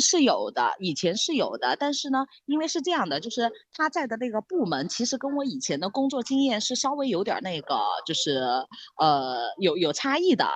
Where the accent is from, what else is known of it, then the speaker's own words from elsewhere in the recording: Sichuan, China; 我们四川人叫打嗯。老壳